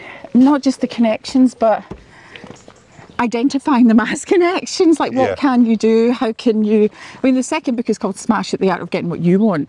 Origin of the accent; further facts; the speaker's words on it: Clydebank, Scotland, United Kingdom; also born or lived in Sydney, Australia / Cape Town, South Africa; So I am from Clydebank, which is just outside Glasgow